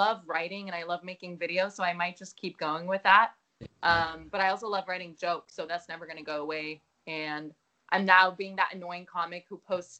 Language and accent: English; Amstelveen, North Holland, Netherlands; now in New York, United States; I was born in Holland, right outside Amsterdam, in this small town called Amstelveen.